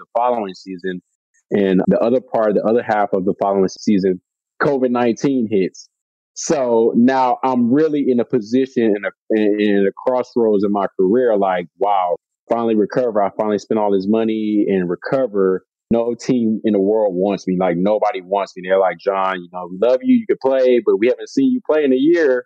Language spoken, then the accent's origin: English; Houston, Texas, United States; moved away as an adult; also born or lived in Belgium / Poland; I'm a Southern guy, born and raised in Houston, Texas.